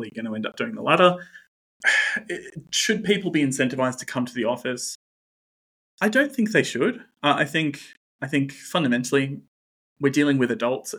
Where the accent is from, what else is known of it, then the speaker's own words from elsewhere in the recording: Newcastle, New South Wales, Australia; I'm from Newcastle